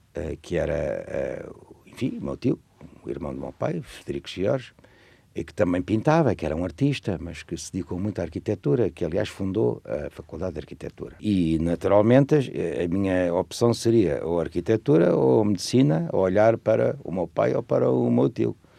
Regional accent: Lisbon, Portugal; moved away as an adult; also born or lived in Cuba, Alentejo / Guinea-Bissau / Zimbabwe; em Lisboa, onde, aliás, eu nasci, eu sou de Lisboa, estudei em Lisboa, casei em Lisboa.

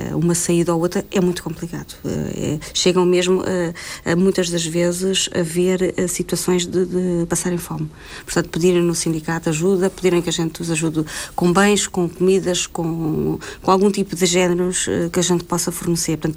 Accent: Norte, Portugal; eu sou do Norte e não estou lá, tenho que vir para o Sul ou para o Centro.

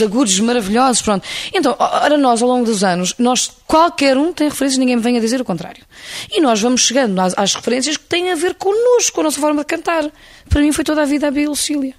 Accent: Lisbon, Portugal; Eu sou alfacinha de gema o mais possível. Eu, cidade de Lisboa é a grande paixão da minha vida

